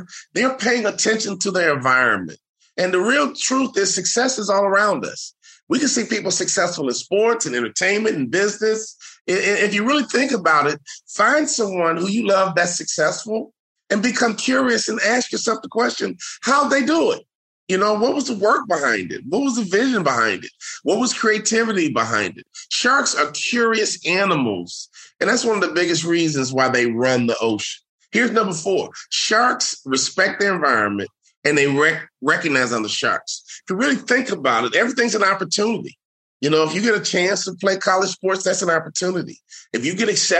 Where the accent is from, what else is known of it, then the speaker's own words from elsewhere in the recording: Chicago, Illinois, United States; moved away as an adult; also born or lived in Salt Lake City; I'm from Chicago